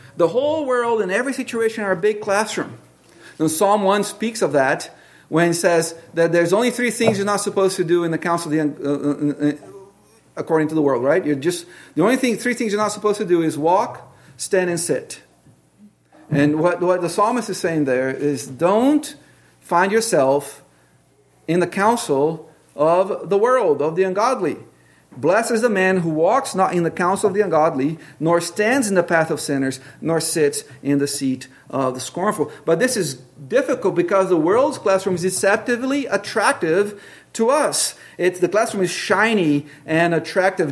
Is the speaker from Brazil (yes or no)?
yes; Brazil; moved away; I grew up with in Brazil